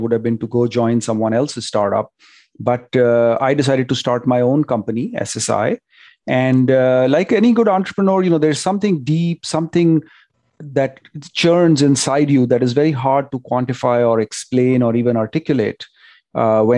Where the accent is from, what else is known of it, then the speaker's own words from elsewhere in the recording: India; moved away as an adult; now in Silicon Valley, United States; growing up in India